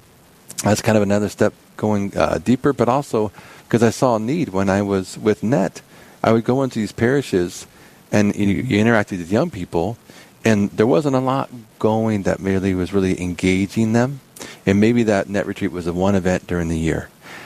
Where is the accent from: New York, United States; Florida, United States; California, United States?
California, United States; moved away as an adult; now in Fargo, United States; I live mm-hmm. in Fargo now. You know, where are you from? I'm from California.